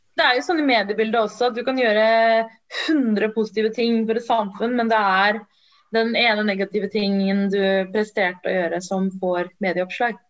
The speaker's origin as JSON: {"language": "Norwegian", "country": "Norway", "also_born_or_lived": "Sri Lanka", "said": "jeg er jo norsk, først og mm. fremst. Og så har jeg tamisk bakgrunn"}